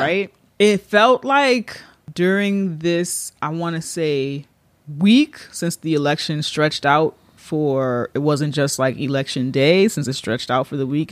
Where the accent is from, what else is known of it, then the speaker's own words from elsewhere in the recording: New York, United States; as a New Yorker